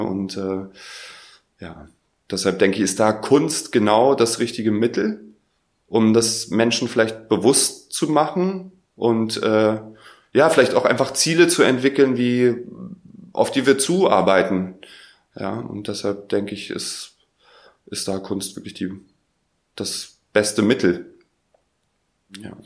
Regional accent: Berlin, Germany; ich komme aus Berlin.

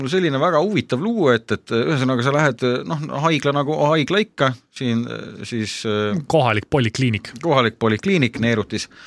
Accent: Finland; Estonian is a second language; ega ma esimest korda sõin neid, mina kui soomlane.

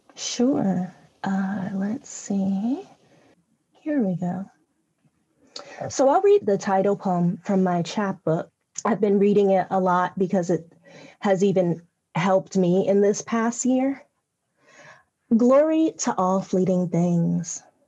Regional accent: California, United States; accent: Southwestern; I'm from California. I was born in California

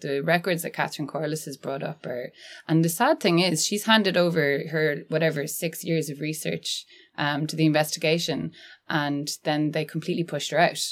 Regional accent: Annadown, Connacht, Ireland; I'm from Galway and I grew up in Annadown, which is really close to Tuam

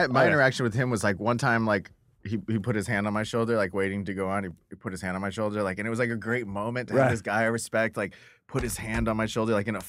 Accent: San Diego, California, United States; I'm from San Diego.

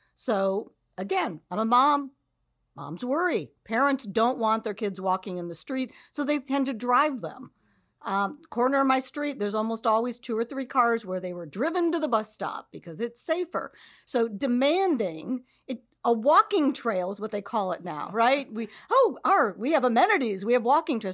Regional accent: Cleveland, Ohio, United States; moved away as an adult; now in Cincinnati, United States; I grew up in the Cleveland area

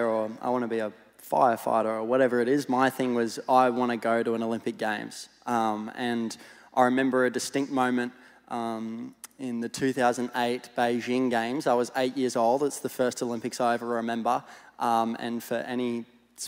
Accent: Gold Coast, Queensland, Australia; I'm Gold Coast born and bred. So for 20 years, I was living on the Gold Coast

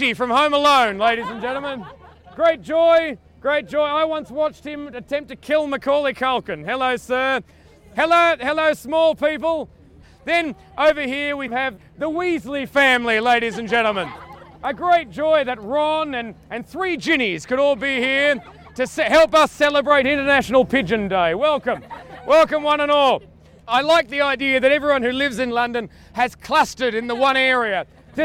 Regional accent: Australia; I'm Australian

